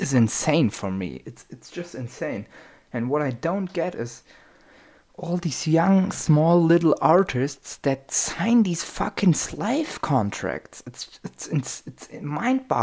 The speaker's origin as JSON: {"language": "English", "country": "Germany", "said": "I'm from Germany and we have our own German rap"}